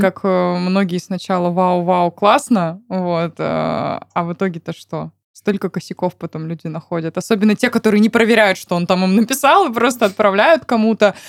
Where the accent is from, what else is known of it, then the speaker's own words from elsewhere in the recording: Siberia, Russia; moved away; also born or lived in Moscow; я сама родом из Сибири